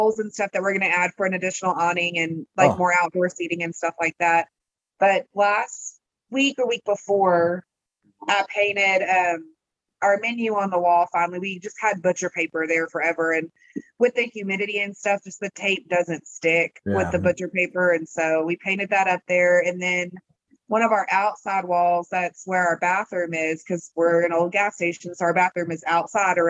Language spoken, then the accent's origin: English; Abernathy, Texas, United States; I'm from Abernathy, and we're like 3,000